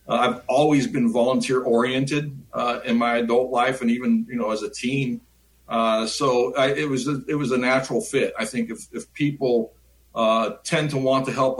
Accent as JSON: {"language": "English", "area": "San Francisco Bay Area", "region": "California", "country": "United States", "tie": "born or raised there", "also_born_or_lived": "Sierra Nevada, California / Central Valley near Sacramento, California / Northwoods of Wisconsin", "said": "I was born and raised in San Francisco Bay Area in California"}